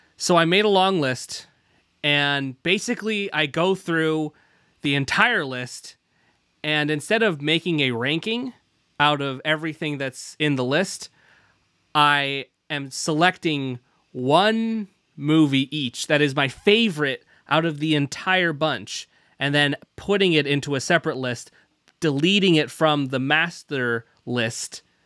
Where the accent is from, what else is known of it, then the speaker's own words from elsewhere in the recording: Pacific Northwest, United States; also born or lived in United Kingdom; I was, I was born there and then immediately flew, uh, to the Pacific Northwest, where I learned to talk like this